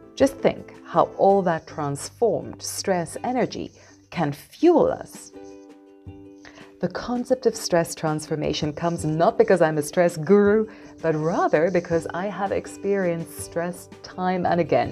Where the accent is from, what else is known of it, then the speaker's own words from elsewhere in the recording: South Africa; moved away as an adult; also born or lived in Taiwan / Oman / Malaysia; as a South African who wanted to see the world, I started my career by teaching English in Taiwan